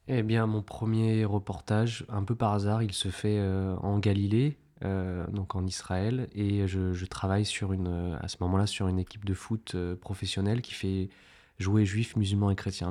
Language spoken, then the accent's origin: French; France; en tant que Français